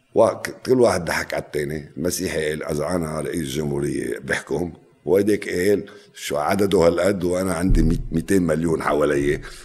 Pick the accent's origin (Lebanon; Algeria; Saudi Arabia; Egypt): Lebanon; انا لبناني